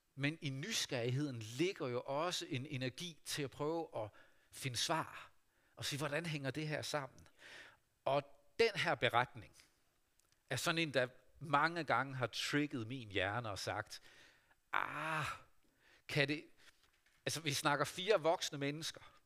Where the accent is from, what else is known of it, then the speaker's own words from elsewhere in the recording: Vestervig, North Denmark Region, Denmark; Da jeg var barn og ung menneske hjemme i Vestervig